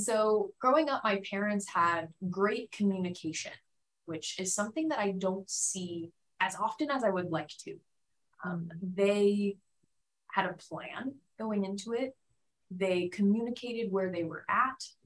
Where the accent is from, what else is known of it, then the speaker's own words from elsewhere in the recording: Phoenix, Arizona, United States; moved away as an adult; also born or lived in Tucson, Arizona; now in San Diego, United States; I grew up mostly in Phoenix, Arizona